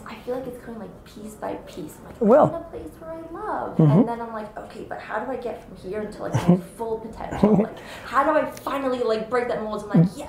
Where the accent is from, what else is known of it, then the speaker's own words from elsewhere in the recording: New York City, New York, United States; I was born and raised in Brooklyn, New York.